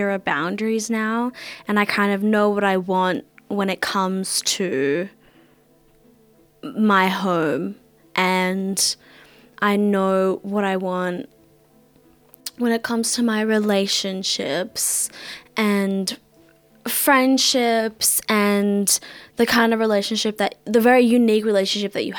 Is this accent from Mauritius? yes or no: yes; Mauritius; now in Australia; I'm Mauritian